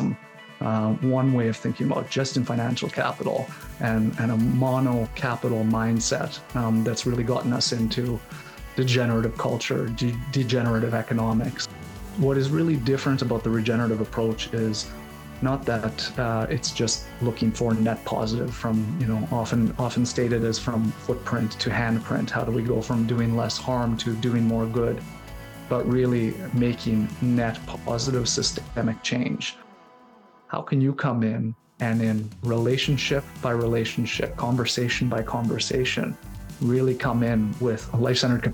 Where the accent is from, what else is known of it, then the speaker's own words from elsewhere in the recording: Winnipeg, Manitoba, Canada; I'm a son of the prairies in Canada. I was born in Winnipeg, Manitoba, the cold, long winters and hot summers, and I was born to two very entrepreneurial